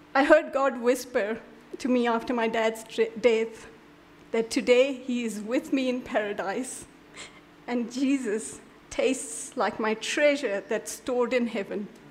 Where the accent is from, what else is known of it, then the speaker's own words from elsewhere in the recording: India; I'm an Indian